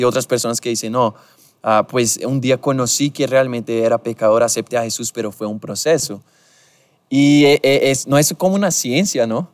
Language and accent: Spanish; Brazil; Spanish is a second language; moved away; soy brasileño